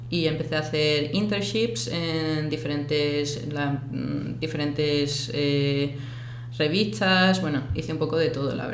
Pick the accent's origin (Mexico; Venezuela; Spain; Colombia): Spain; Seville, Andalusia; moved away as an adult; also born or lived in Cádiz, Spain / London, United Kingdom; now in Mallorca, Spain; Yo soy de, de Sevilla, cuando tenía 11 años me mudé a Cádiz